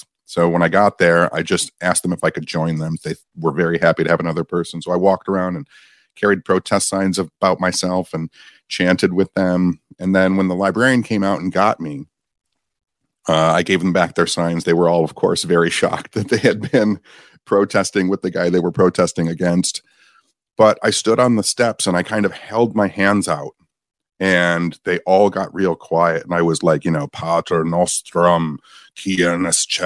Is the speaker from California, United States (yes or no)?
no; Michigan, United States; I'm from Michigan